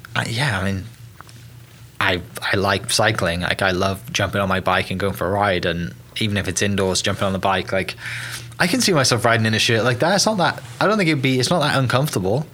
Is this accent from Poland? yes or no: no; United Kingdom; moved away; coming from the UK originally